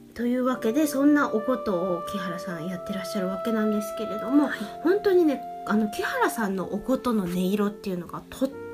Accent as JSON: {"language": "Japanese", "region": "Hiroshima", "country": "Japan", "tie": "born or raised there", "accent": "Hiroshima dialect", "moved": "yes", "said": "私の出身である広島"}